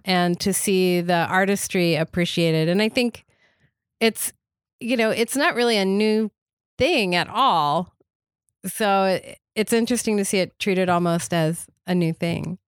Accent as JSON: {"language": "English", "town": "Atlanta", "region": "Georgia", "country": "United States", "moved": "as an adult", "lives_now": "New York, United States", "said": "I moved to New York from Atlanta, where I was from when I was eleven to when I was thirty-five"}